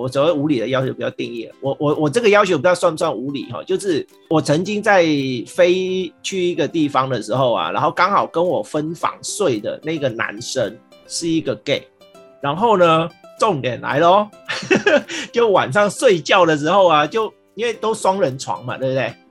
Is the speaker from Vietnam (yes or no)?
yes; Vietnam; moved away; 我是越南，越南出生的嘛